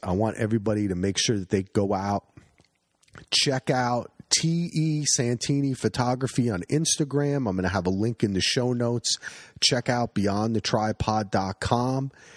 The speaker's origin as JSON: {"language": "English", "area": "Union County", "region": "New Jersey", "country": "United States", "tie": "born or raised there", "also_born_or_lived": "New York", "moved": "yes", "lives_now": "Oregon, United States", "said": "not a lot of hunting in Union County, New Jersey"}